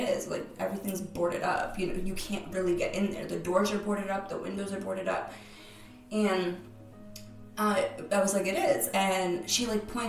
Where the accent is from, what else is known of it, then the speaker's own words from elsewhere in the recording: Cape Cod, Massachusetts, United States; I'm from Cape Cod